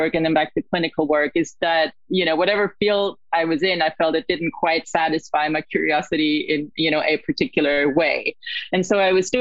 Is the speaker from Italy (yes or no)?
yes; Italy; moved away as an adult; also born or lived in Australia; now in United States; I was born and raised in Italy